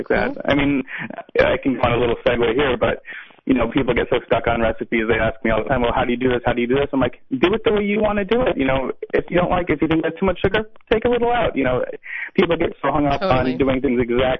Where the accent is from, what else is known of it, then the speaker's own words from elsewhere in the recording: Arkansas, United States; I'm from Arkansas, from the south